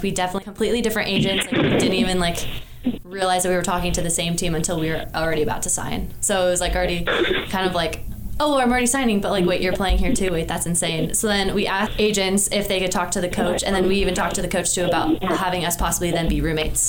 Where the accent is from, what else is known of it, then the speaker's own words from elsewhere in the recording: Southern California, United States; moved away as an adult; also born or lived in Montana; I am from Southern California, so like my like graduating like high school class was over like 600.